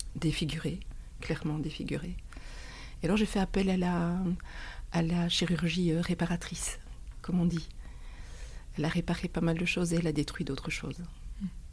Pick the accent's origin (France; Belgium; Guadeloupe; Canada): Belgium; chez nous en Belgique